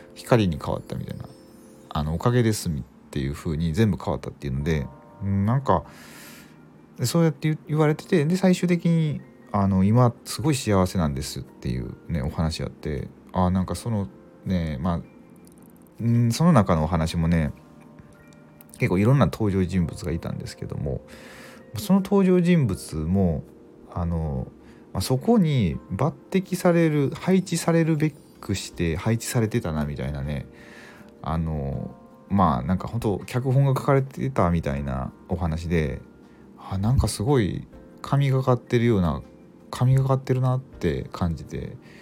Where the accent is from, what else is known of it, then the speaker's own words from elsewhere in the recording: Mie, Japan; 僕三重県なんですけどあの地元が